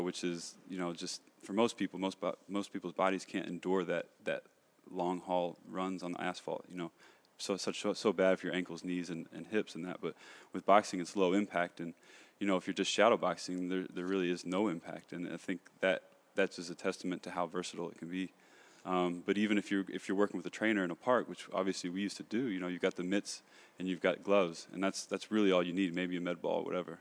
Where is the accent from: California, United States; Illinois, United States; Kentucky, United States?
Kentucky, United States; moved away as an adult; now in Los Angeles, United States; I'm from Kentucky. Uh, grew up there, born and raised.